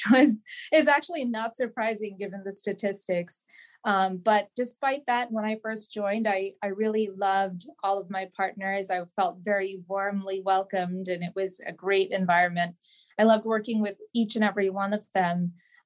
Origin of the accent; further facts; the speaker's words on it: Okemos, Michigan, United States; moved away as an adult; also born or lived in Washington, D.C.; now in Columbus, United States; I grew up in a small town in Okemos, Michigan, which is a small town outside of East Lansing, Michigan